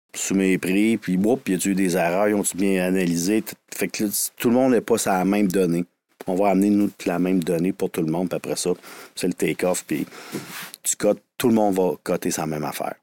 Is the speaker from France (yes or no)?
no; Quebec City, Quebec, Canada; je viens de Sainte-Foy, l'ancienne ville euh, fusionnée